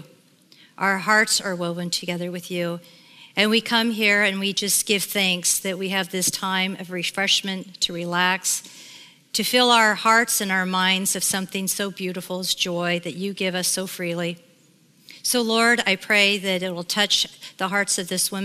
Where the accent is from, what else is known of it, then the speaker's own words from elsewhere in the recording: Sacramento, California, United States; I grew up in Sacramento, California, in a very loving home of my mom and dad